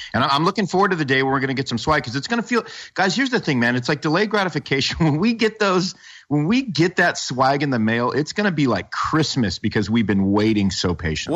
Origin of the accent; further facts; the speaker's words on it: the North, United States; now in Southern US; as a Northerner